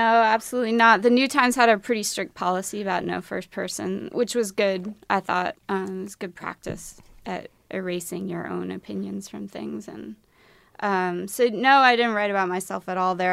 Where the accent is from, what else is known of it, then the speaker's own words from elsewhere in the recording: Midwest, United States; I'm from the Midwest